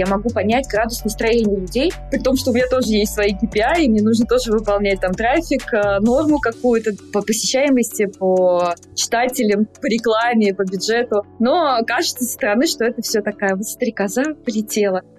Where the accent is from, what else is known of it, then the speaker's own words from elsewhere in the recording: Volgograd, Volgograd Oblast, Russia; moved away as an adult; now in Moscow, Russia; Я из Волгограда и э, училась в Волгограде